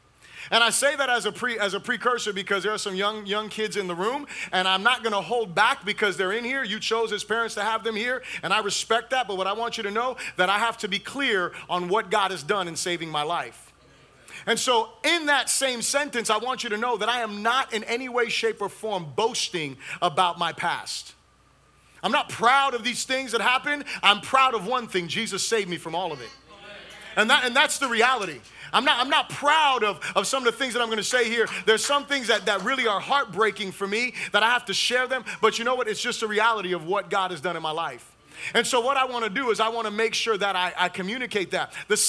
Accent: Fort Lauderdale, Florida, United States; also born or lived in New Orleans / Puerto Rico; Lived in Puerto Rico, a few different places. But for the majority of my life, I grew up in Fort Lauderdale, Florida.

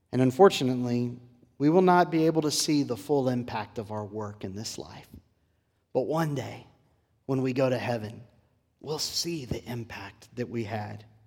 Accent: Port Lavaca, Texas, United States; Growing up in South Texas in my home church in Port Lavaca

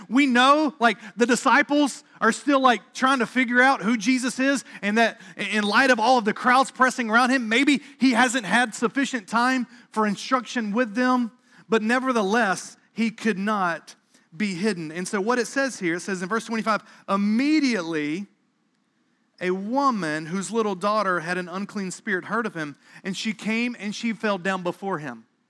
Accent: South Carolina area, the Carolinas, United States; moved away as an adult; now in Boston, United States; I grew up in the North Carolina, South Carolina area.

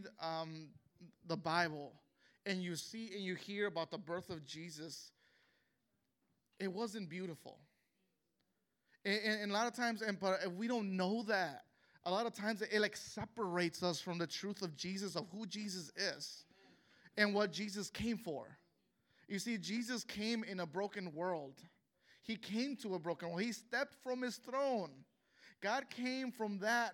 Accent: Chicago, Illinois, United States; I was born and raised in Chicago, Illinois, and I'm of Mexican descent.

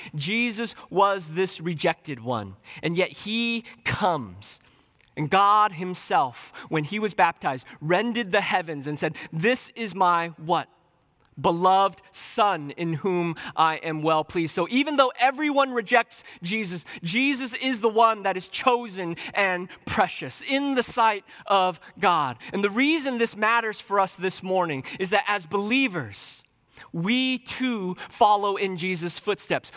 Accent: United States; as North American Christians

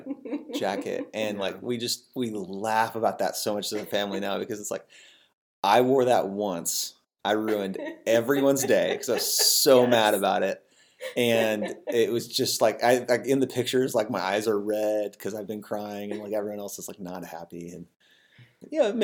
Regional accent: the Northwest, Pacific Northwest, United States; now in Abilene, United States; where I grew up in the Northwest was very anti-Catholic

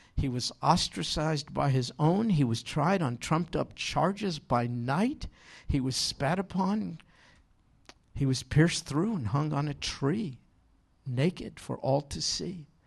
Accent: New York, United States; moved away; we don't have too many sheep in where I grew up in New York.

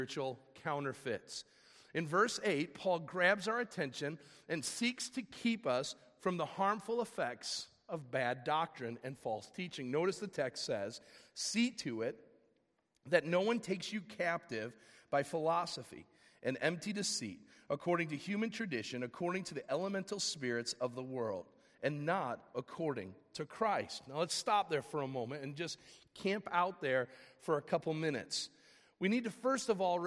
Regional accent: Fox Valley, Illinois, United States; I grew up here in the Fox Valley area

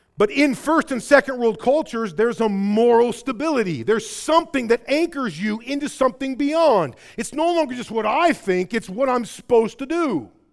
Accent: Rockford, Illinois, United States; accent: Midwest; I was in Rockford.

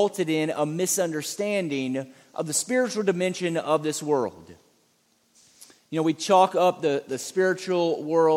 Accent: Savannah, Georgia, United States; I'm from Savannah, Georgia, and Savannah, Georgia is an old historic city

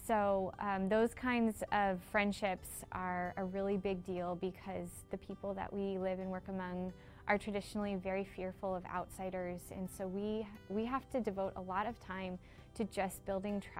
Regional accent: Philippines; also born or lived in Papua New Guinea; I grew up in the Philippines and in Papua New Guinea.

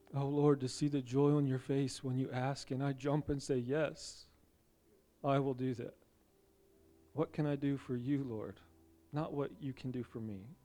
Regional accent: United States

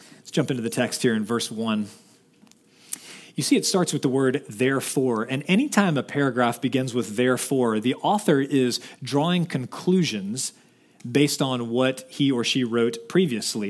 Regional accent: Dallas, Texas, United States; I'm from Dallas

